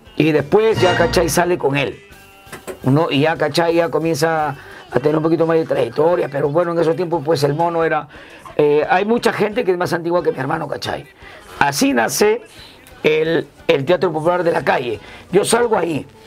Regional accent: Chiclayo, Lambayeque, Peru; moved away; soy del departamento de Lambayeque, capital de la amistad chiclayano, de la Huiracocha, cuadra 6, Huiracocha 621, La Victoria Nueva

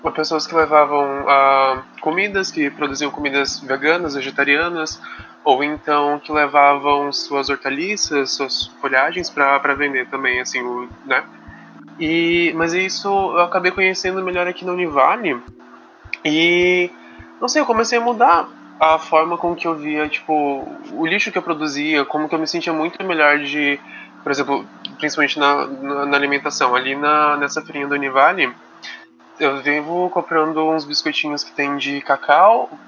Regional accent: Campo Grande, Mato Grosso do Sul, Brazil; now in Itajaí, Brazil; Que eu não sou daqui, eu sou de Campo Grande

